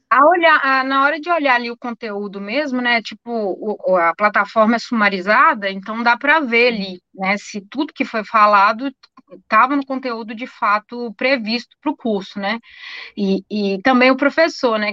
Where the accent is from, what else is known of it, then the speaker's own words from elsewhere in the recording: Minas Gerais, Brazil; a gente é mineira desconfiado